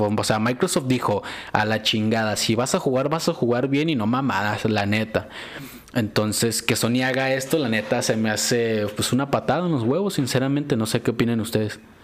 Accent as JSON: {"language": "Spanish", "country": "Mexico", "said": "nosotros que somos de México"}